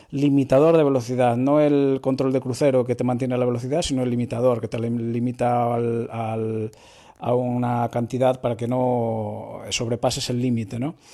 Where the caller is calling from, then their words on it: A Coruña, Galicia, Spain; de Coruña, os escucho siempre y nunca me había animado a contactaros hasta hoy, que he probado por primera vez el Tesla Model I en el centro comercial de Marineda, aquí en A Coruña.